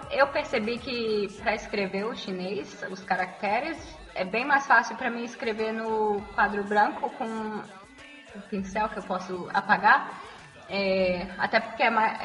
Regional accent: Brazil; moved away as an adult; now in Beijing, China; eu tenho 24 anos, sou brasileira, como vocês podem perceber pelo sotaque e moro em Beijing há três anos e meio.

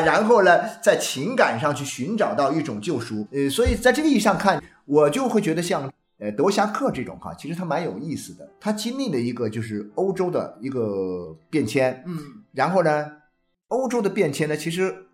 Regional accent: China; moved away as an adult; 你看我们中国人一旦到了春节那个回家那种 啊 狂潮啊， 必须回家。

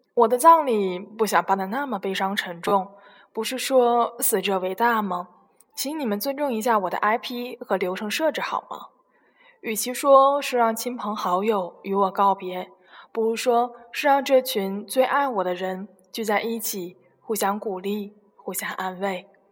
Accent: China; 我们中国人

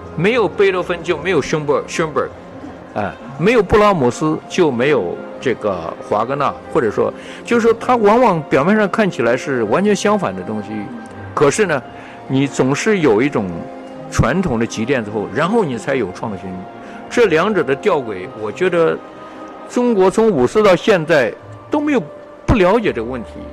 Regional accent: Taiwan; moved away as an adult; also born or lived in Henan / Fujian / United States; now in Hong Kong; 我从台湾来

